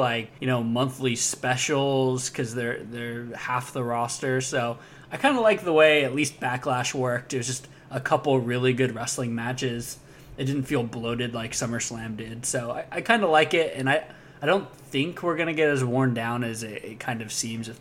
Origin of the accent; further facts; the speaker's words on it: United States; I'm American